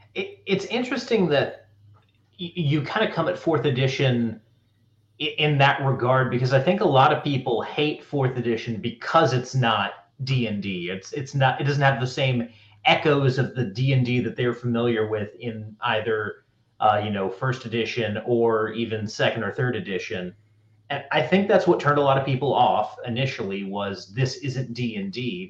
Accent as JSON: {"language": "English", "region": "North Carolina", "country": "United States", "said": "I'm from North Carolina"}